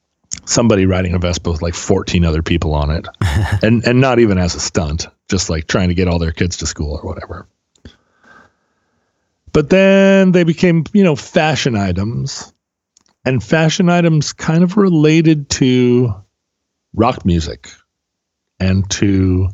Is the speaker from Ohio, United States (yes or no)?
no; Alaska, United States; growing up in Alaska